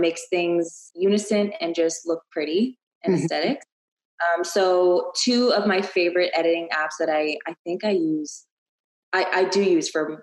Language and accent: English; Ottawa, Ontario, Canada; moved away as an adult; also born or lived in Toronto, Canada; now in Texas, United States; I'm from Ottawa, and I went to school in Toronto